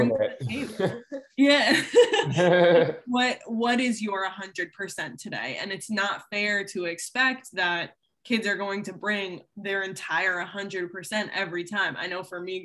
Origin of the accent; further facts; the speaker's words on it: outside of Boston, Massachusetts, United States; I grew up outside of Boston